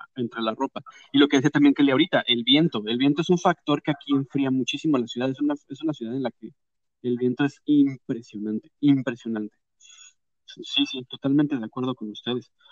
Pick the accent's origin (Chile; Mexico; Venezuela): Mexico; moved away as an adult; now in Canada; mexicanos nos enseñan que nos tenemos que poner capa y capa y capa y capa y capa de ropa para quitarnos el frío